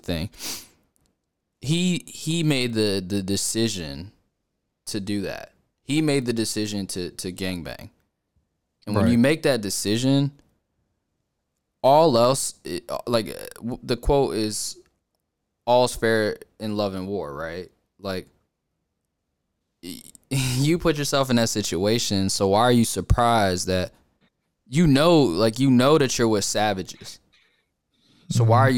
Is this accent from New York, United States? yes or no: yes; New York, United States; moved away; I'm from New York.